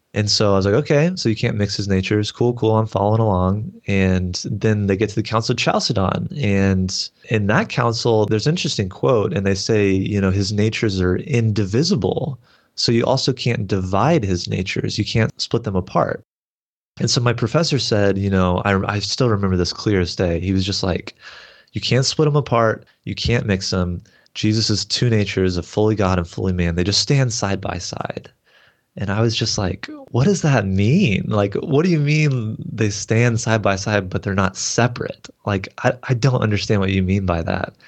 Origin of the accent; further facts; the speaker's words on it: Texas, United States; I grew up in the Southern Baptist Church, so I kinda come from that background in Texas here